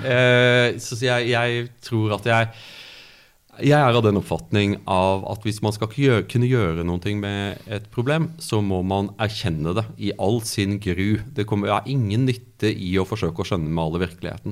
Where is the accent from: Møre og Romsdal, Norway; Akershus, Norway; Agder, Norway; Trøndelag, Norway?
Agder, Norway; Byremo; also born or lived in Kristiansand / Cambridge, United Kingdom; now in Oslo, Norway; jeg, vokste opp i, i Audnedal, på Byremo